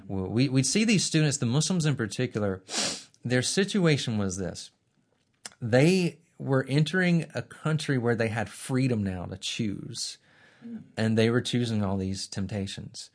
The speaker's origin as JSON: {"language": "English", "town": "Birmingham", "region": "Alabama", "country": "United States", "tie": "born or raised there", "said": "I'm from Birmingham as well. Uh, not only did I go to Sanford and Beeson from Birmingham, I grew up in a Christian family on the northeast side of town"}